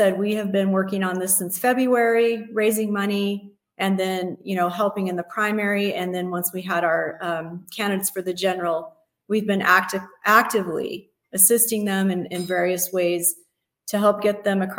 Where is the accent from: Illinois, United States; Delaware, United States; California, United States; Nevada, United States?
Nevada, United States; Las Vegas; I was born and raised here in Las Vegas